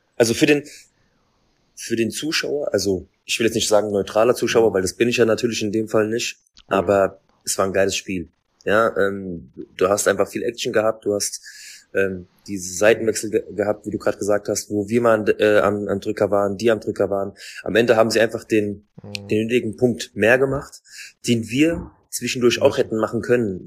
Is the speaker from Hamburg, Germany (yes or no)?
no; Frankfurt, Hesse, Germany; ich komme aus Frankfurt